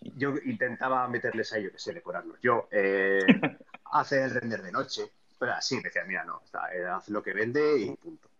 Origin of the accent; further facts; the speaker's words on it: Vitoria-Gasteiz, Basque Country, Spain; also born or lived in Barcelona; me volví a mi ciudad natal, que es Vitoria